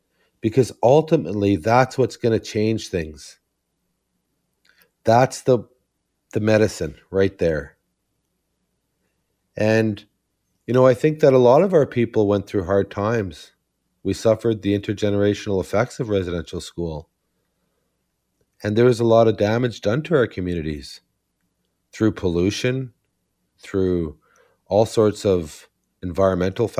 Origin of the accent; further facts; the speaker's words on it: Serpent River First Nation, Ontario, Canada; I'm from Serpent River First Nation.